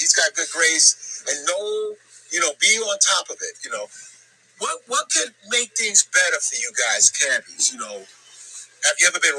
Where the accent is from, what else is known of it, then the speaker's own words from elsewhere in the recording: New York City, New York, United States; when I was born in Coney Island.